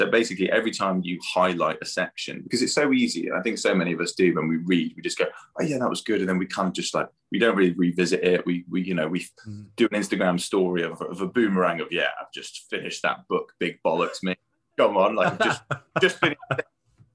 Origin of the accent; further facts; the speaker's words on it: United Kingdom; our culture as well, like being British